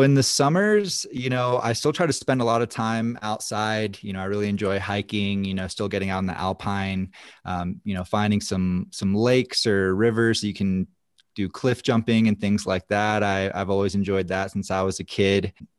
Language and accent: English; East Coast, United States; growing up on the East Coast, my local hill, Apsky Mountain, was kind of like a big skate park.